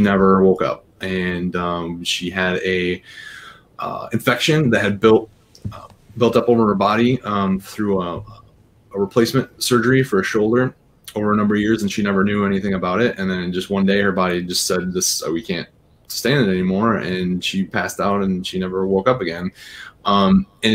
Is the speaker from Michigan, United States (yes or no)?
yes; Bannister, Michigan, United States; I'm from Bannister, Bannister, Michigan. So, like, about 100 people. North. I went to Overdelsey High School